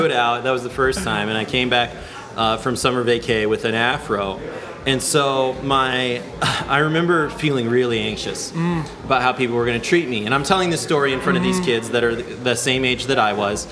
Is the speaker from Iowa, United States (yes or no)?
yes; Ames, Iowa, United States; now in Minneapolis, United States; I know I sound like a little white kid, but that's growing up in Ames, Iowa